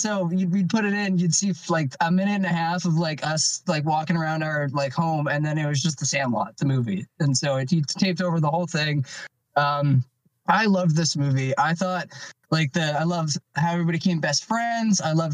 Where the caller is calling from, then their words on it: Canada; I'm calling in from the Great White North, good old Canada.